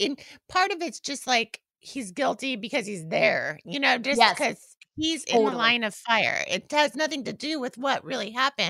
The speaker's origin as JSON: {"language": "English", "region": "California", "country": "United States", "tie": "born or raised there", "said": "He's a local boy from where I grew up in the East Bay."}